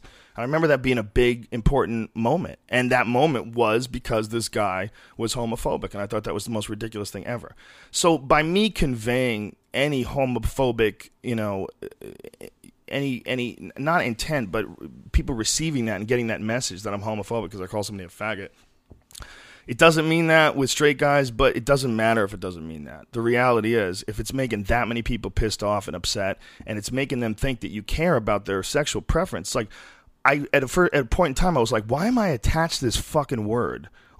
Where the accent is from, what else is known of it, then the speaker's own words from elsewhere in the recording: San Francisco, California, United States; And I grew up in San Francisco when I was a little kid from age 7 to 11.